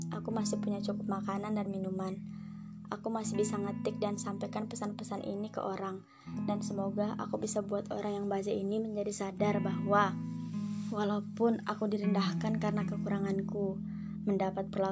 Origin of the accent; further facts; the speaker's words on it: Sangatta, East Kalimantan, Indonesia; Aku lahir dan besar sampai segede ini di Sangatta